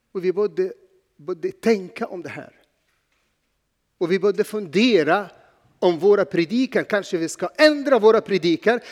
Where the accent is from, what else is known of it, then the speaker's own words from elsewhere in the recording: Egypt; Swedish is a second language; now in Sweden; jag är inte född här, men jag är född i Egypten